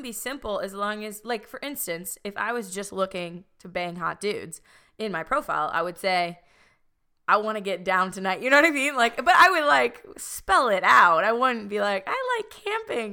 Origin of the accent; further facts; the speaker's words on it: Chicago, Illinois, United States; moved away; traveling home to, like, Chicago